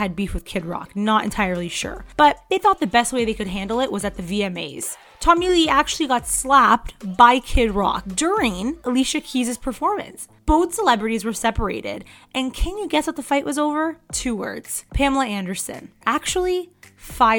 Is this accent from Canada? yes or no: yes; Canada; I'm Canadian